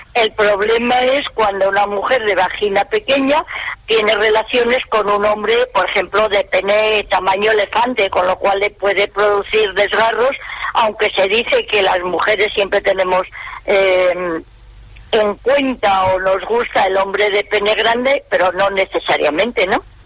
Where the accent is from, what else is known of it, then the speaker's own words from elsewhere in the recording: Gijón, Asturias, Spain; accent: half Asturian; moved away; estudié el, bachiller en Gijón, todos mis, el, mis títulos de bachiller pues son del Instituto Jovellanos, de la Universidad de Oviedo, así que soy medio, medio gijonesa